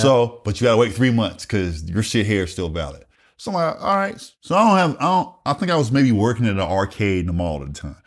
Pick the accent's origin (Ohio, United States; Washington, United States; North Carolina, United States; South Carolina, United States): South Carolina, United States; Wagener; moved away as an adult; also born or lived in Columbia, South Carolina; I grew up in rural South Carolina, a small town called Wagoner, South Carolina.